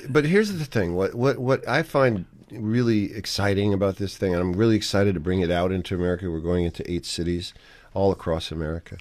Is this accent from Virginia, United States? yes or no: no; New York City, New York, United States; when I was growing up in New York City.